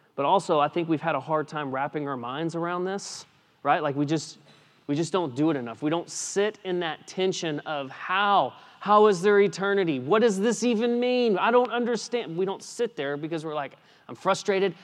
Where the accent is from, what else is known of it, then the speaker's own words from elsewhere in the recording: West Texas, United States; I grew up in West Texas